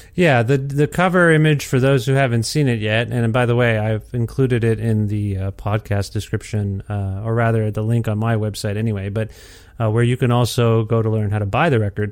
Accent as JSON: {"language": "English", "region": "Alberta", "country": "Canada", "tie": "born or raised there", "said": "born here and raised here"}